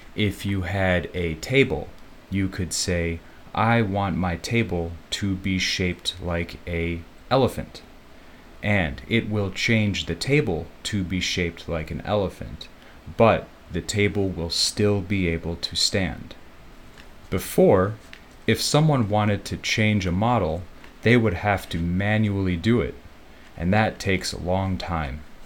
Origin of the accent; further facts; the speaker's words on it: Chicago, Illinois, United States; now in Taoyuan, Taiwan; I am from Chicago and I got my degree in computer science.